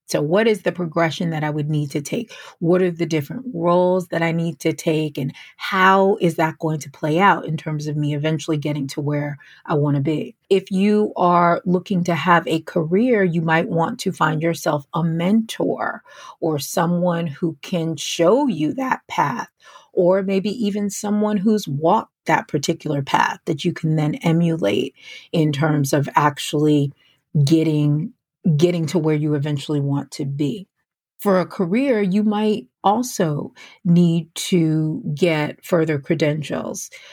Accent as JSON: {"language": "English", "region": "New York", "country": "United States", "tie": "born or raised there", "said": "I grew up in New York, uh, right outside of New York City"}